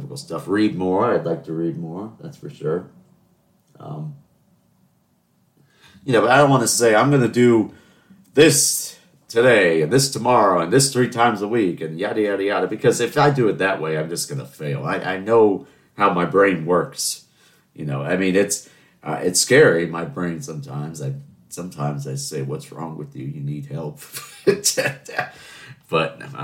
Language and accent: English; Charleston, South Carolina, United States; I'm from Charleston.